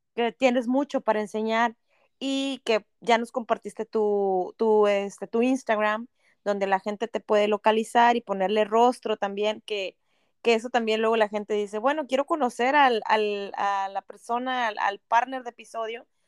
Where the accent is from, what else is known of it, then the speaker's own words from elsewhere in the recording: Monterrey, Nuevo León, Mexico; moved away as an adult; now in Canada; yo que soy regia